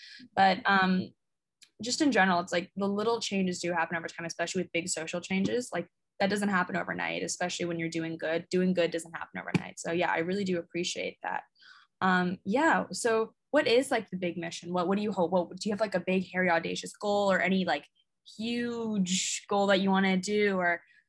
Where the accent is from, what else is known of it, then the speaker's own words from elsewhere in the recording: Hong Kong; I came to Canada every single year and twice a year with Hong Kong.